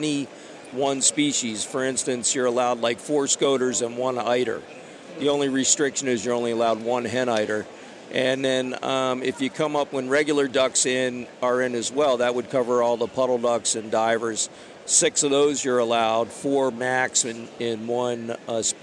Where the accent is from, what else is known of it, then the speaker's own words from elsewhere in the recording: Tuckerton, New Jersey, United States; moved away as an adult; also born or lived in New England; I grew up in South Jersey in Tuckerton, on the coast shooting black ducks and pintails and mallards. I moved to New England in 86